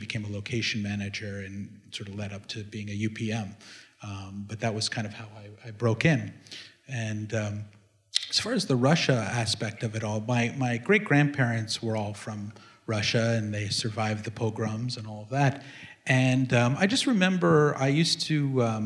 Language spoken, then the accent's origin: English; Canada; now in New York, United States; I grew up in Canada